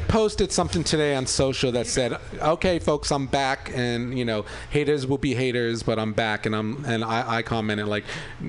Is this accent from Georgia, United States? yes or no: no; New York, United States; now in San Francisco, United States; we're both from New York.